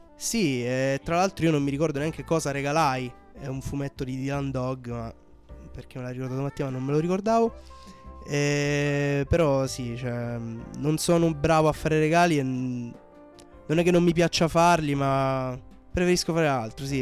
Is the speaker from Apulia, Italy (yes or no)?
yes; Brindisi, Apulia, Italy; sono pugliese, di Brindisi